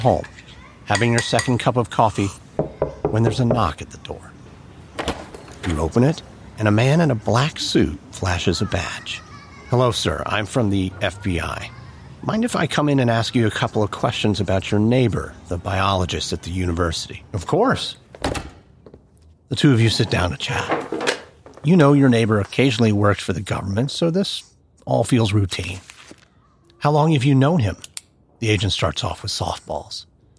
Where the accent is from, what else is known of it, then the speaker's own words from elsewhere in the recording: United States; And no, in case you were wondering, not that …. I am, though, an American